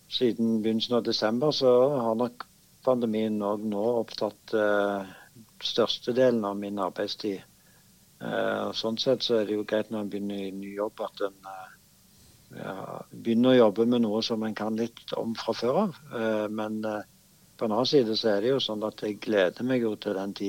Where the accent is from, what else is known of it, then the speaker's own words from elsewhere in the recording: Stavanger, Rogaland, Norway; Det ene at jeg eh, får mulighet til å bo hjemme i Stavanger